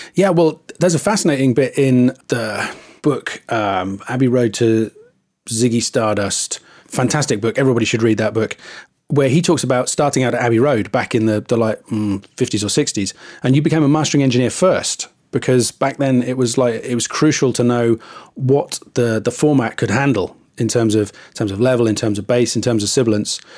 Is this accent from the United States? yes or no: no; England, United Kingdom; I'm too English